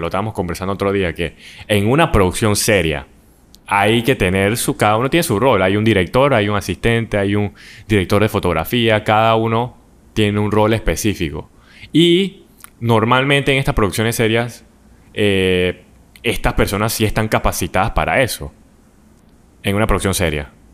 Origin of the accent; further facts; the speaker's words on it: Panama; nosotros como panameños